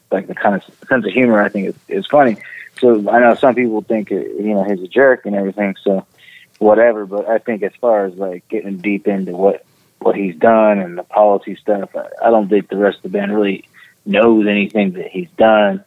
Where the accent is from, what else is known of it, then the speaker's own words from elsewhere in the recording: the Bay Area, California, United States; moved away as an adult; also born or lived in Ohio; now in Cincinnati area, Ohio, United States; the Bay Area, California